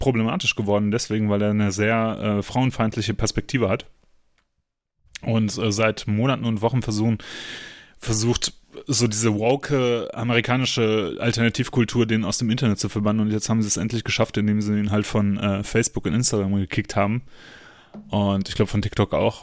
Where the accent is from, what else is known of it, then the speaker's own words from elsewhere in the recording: Germany; bei uns in Deutschland